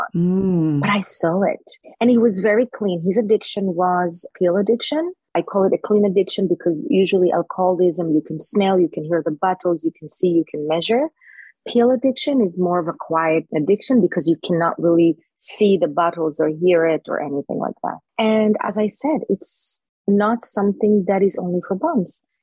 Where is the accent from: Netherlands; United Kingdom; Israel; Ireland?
Israel; Jerusalem, Jerusalem District; moved away; I was born in Israel. I was born in Jerusalem.